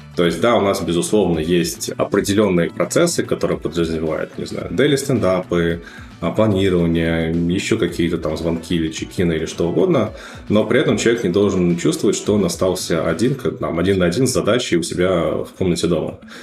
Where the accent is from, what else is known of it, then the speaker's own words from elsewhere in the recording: Russia; moved away as an adult; also born or lived in Moscow; now in New York, United States; мы были фаундеры с русскоязычными корнями, мы были все из России